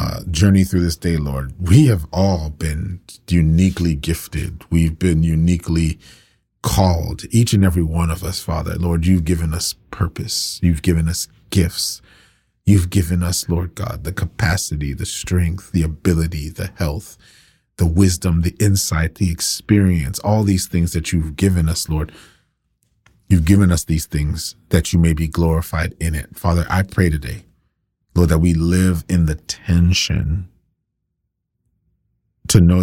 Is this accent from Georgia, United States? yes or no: no; Broward County, Florida, United States; moved away as an adult; now in Tampa, United States; I'm from Broward, but I don't live in Broward now.